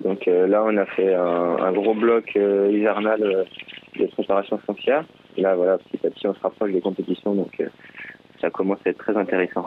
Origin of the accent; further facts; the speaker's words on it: Chambourcy, Île-de-France, France; J'ai grandi dans les Yvelines, à chamboursé exactement